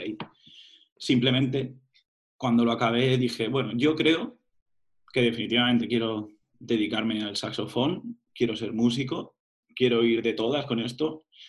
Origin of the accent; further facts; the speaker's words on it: Burjassot, Valencian Community, Spain; moved away as an adult; Me apunté a la, banda de Burjasot, de mi pueblo